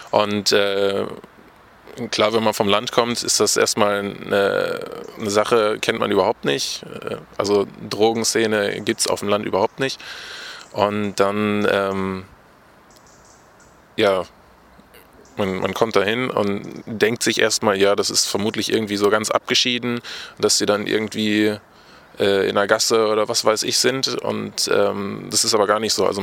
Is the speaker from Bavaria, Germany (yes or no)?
no; Diepenau, Lower Saxony, Germany; Okay, also … ich komme aus Diepenau, das liegt äh, in Niedersachsen, in der Nähe von Espelkamp, also direkt an der Grenze.